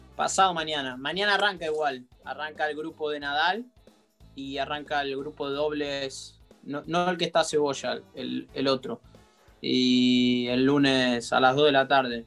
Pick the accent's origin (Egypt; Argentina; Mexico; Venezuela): Argentina; en el momento que yo era chico y siendo argentino